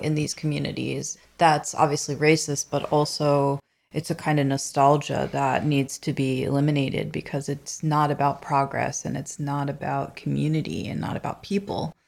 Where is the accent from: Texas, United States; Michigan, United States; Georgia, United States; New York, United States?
New York, United States; New York City; moved away as an adult; also born or lived in Bay Ridge, Brooklyn; I'm a transplant from Canarsie